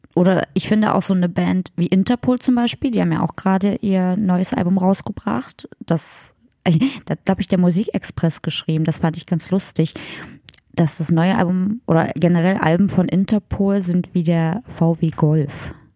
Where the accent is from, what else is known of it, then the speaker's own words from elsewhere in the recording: Magdeburg, Saxony-Anhalt, Germany; aus Magdeburg, aus meiner Heimatstadt